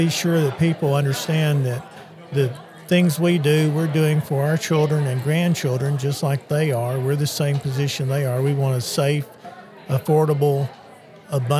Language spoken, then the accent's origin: English; Dyer County, Tennessee, United States; I grew up in Dyer County, and we have farmland there